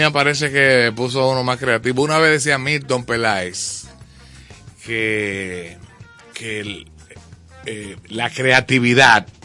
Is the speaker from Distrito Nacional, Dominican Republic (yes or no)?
no; Puerto Plata, Dominican Republic; Desde que llegué de Puerto Plata, lo primero que hice fue